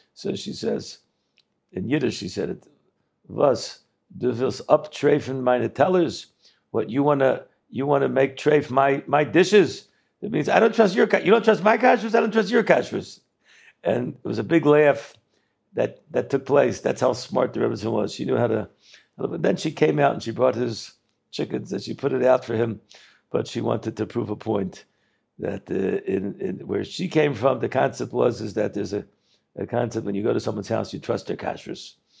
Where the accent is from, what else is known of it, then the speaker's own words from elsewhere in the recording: Baltimore, Maryland, United States; I didn't really grow up in Baltimore. I grew up in Slabotka. It was an American Slabotka